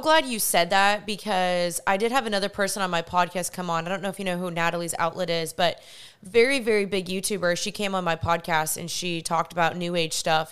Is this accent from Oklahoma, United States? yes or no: no; Texas, United States; also born or lived in California; even though we're both from Texas